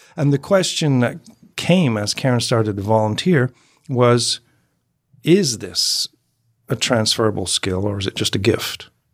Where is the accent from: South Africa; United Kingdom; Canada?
United Kingdom; moved away; I'm former Brit